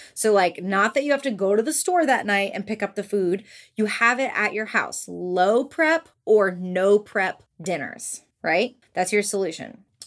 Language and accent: English; Orlando, Florida, United States; now in Memphis, United States; I'm from Orlando, Florida